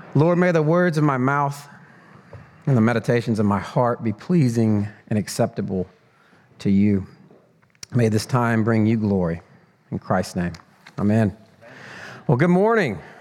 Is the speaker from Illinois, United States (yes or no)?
no; Northwest Georgia, United States; also born or lived in Mexico / New Mexico; I grew up in, uh, a bit of a small town in Northwest Georgia